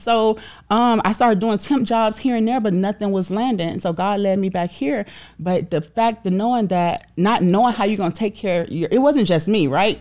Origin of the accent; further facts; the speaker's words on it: Miami, Florida, United States; I'm from, I'm from Overtown, Miami